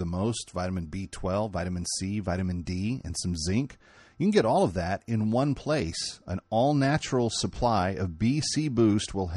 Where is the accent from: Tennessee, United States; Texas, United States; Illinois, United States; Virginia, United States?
Texas, United States; Fort Worth; I'm a Fort Worth kid myself